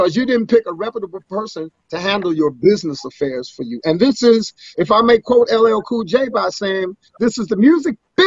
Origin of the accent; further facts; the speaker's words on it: Washington, District of Columbia, United States; I'm from DC, I'm from Southeast, or rather Southeast DC